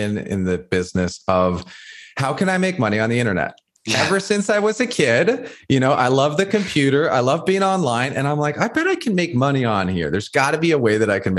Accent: Toronto, Ontario, Canada; I grew up in High Park. That's where I was born and raised.

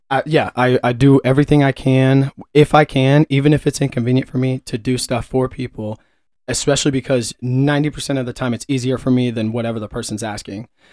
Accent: Kansas City, Missouri, United States; was born and raised in and around Kansas City, uh, a little bit north of Kansas City, but I've lived here my whole life.

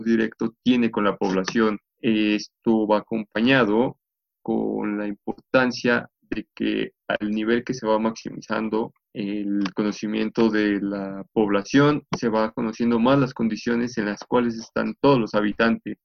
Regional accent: Mexico; podamos crecer como sociedad mexicana

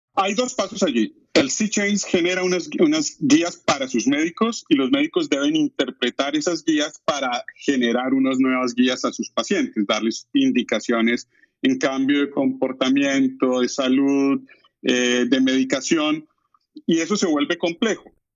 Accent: Colombia; moved away as an adult; now in Mississauga, Canada; soy diseñador industrial de Colombia, de la Universidad Nacional de Colombia. He trabajado durante 30 años en diseño y desarrollo de producto, fui profesor en Colombia durante 20 años

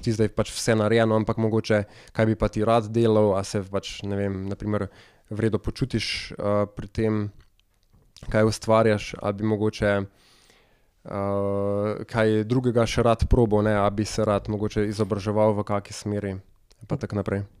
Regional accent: Bela Krajina, Southeast Slovenia, Slovenia; jaz sem iz Bele krajine

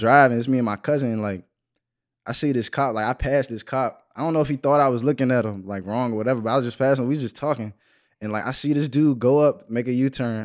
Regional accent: Waldorf, Maryland, United States; I'm from Waldorf, Maryland

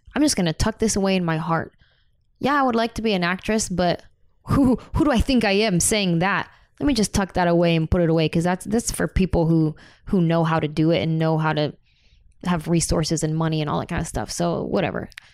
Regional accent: San Jose, California, United States; moved away as an adult; now in Los Angeles, United States; I grew up in San Jose, Mexican and Native American family, mostly Mexican American

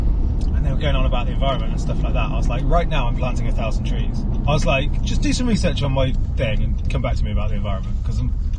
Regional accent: Northampton, East Midlands, United Kingdom; I'm from Northampton

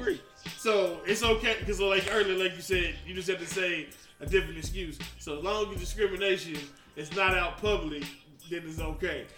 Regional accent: the South, United States; I'm from the South. That's how we was raised

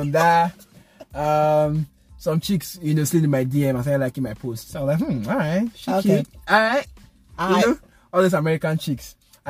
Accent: Nigeria; I told her I'm from Nigeria.

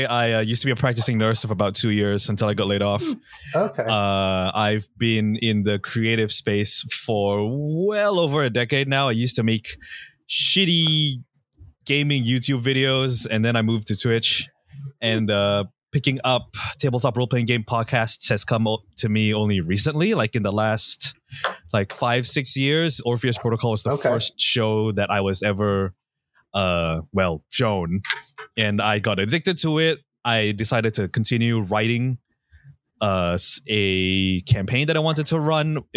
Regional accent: Oakland, California, United States; I'm from Oakland

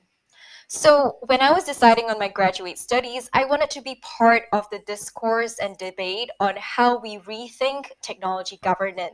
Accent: Singapore; now in Paris, France; I've spent my early years growing up in Singapore

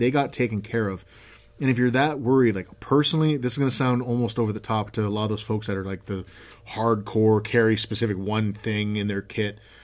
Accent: Canada; I'm a Canadian.

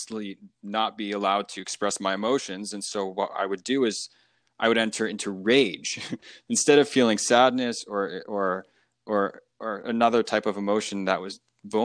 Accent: United States; being in America. Growing up in America, a lot of students were taught in their school to think

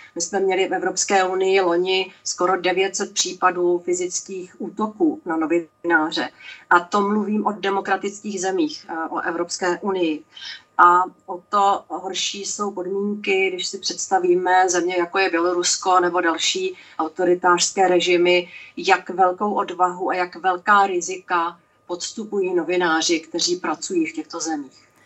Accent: Czechia; jako Češka

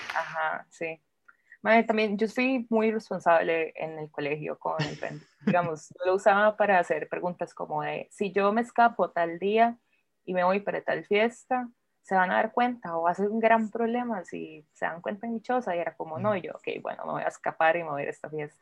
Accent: Turrialba, Cartago, Costa Rica; moved away; yo soy de Turrialba, casi nunca puedo ir, pero cuando voy intento como estar con mi mamá

